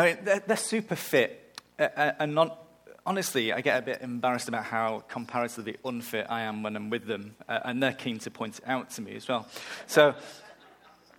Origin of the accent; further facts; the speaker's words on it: England, United Kingdom; moved away; I'm going to England, back to my hometown at the end of the month